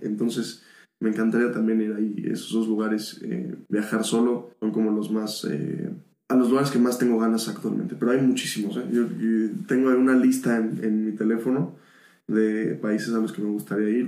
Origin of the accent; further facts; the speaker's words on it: Mexico; yo que soy mexicano